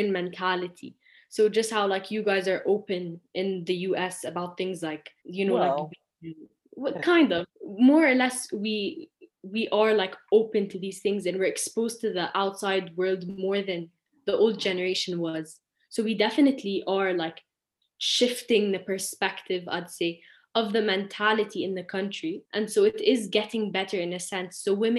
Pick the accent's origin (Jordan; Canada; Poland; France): Jordan; I'm 17 years old and I'm from Jordan.